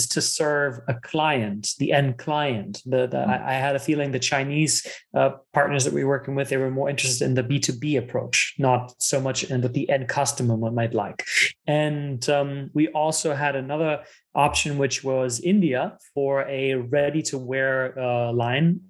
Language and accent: English; Germany; English is a second language; moved away; also born or lived in United States / South Africa; So I was born and raised in Germany. My dad is Italian, so I was raised bilingual